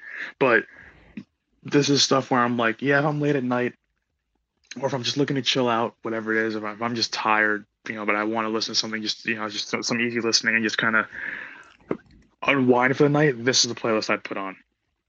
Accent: New Jersey, United States; now in New York, United States; was born and raised in Jersey, and obviously you know moved to the city and things like that.

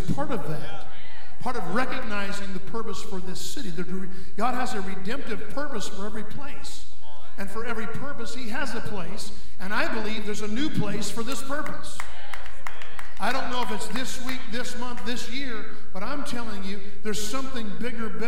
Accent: Ocala, Florida, United States; I'm from Ocala

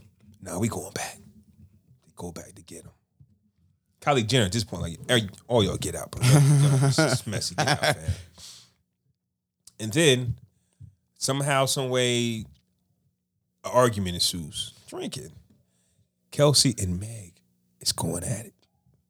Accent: Toronto, Ontario, Canada; I'm not even from here. I'm from Toronto.

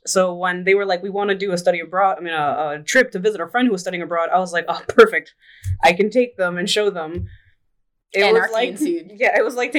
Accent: Dominican Republic; No one ever guesses that I'm Dominican.

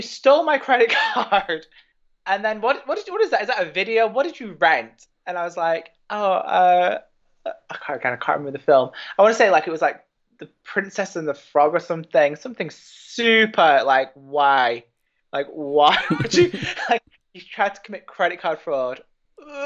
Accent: England, United Kingdom; also born or lived in Ireland / Gibraltar / United States; I was born and raised in England

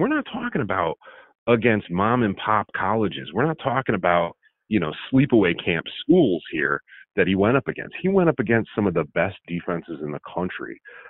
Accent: New England, United States; I grew up in New England

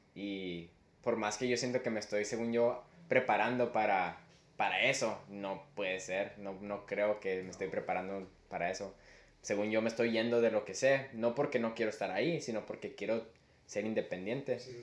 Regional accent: Mexico; somos mexicanos

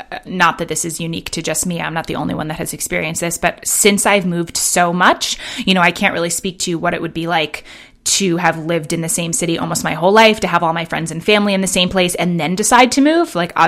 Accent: Manhattan, New York, United States; also born or lived in London; now in Bend, United States; I grew up in Manhattan and in London, you know, and then have lived in San Francisco and LA.

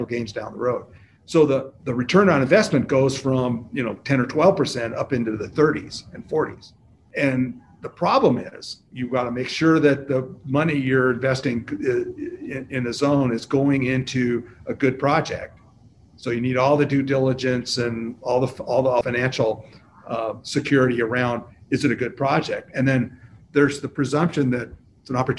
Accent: Seattle, Washington, United States; I grew up in Seattle

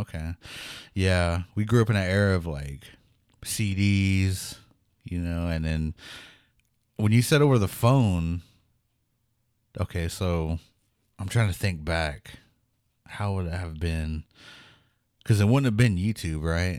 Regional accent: Pawnee, Oklahoma, United States; growing up in Pawnee

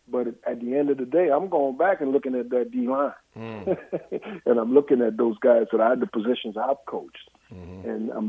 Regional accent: East Coast, United States; growing up on the East Coast, you got an East Coast team

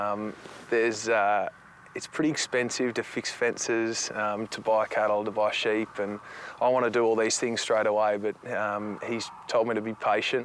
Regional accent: Finley, New South Wales, Australia; moved away; growing up in Finlay and in my family environment

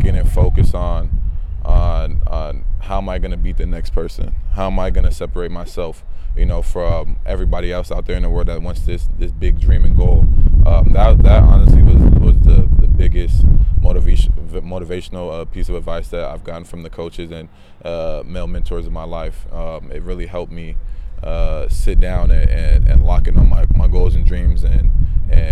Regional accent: San Diego, California, United States; growing up in Southeast San Diego

